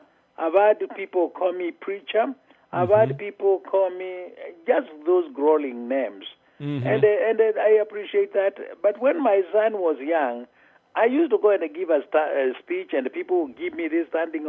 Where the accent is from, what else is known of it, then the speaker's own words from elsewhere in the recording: Kenya; accent: Wyoming; moved away as an adult; also born or lived in Wyoming, United States; now in Boise, United States; I'm originally from Kenya, and I came to Wyoming in 1986, did my studies there, and then 1992, I moved to Boise, Idaho.